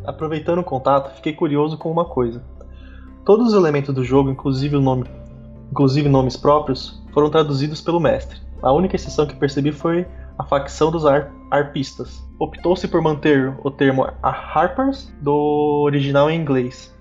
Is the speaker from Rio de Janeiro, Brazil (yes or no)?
no; São Paulo, Brazil; Eu sou de São Paulo